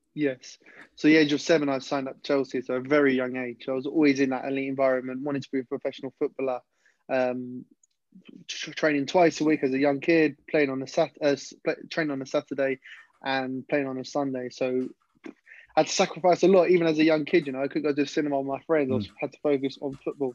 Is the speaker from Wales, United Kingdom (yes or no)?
no; London, United Kingdom; I originally, I come from West London.